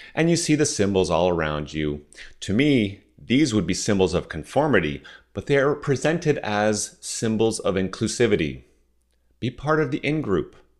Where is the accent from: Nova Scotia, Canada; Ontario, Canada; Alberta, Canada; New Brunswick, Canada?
Ontario, Canada; Southern; first language French; English is a second language; I grew up in Southern Ontario as the first generation that was born outside of Quebec